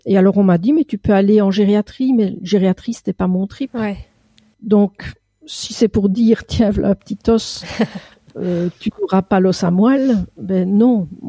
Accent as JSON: {"language": "French", "country": "Belgium", "said": "Je suis belge"}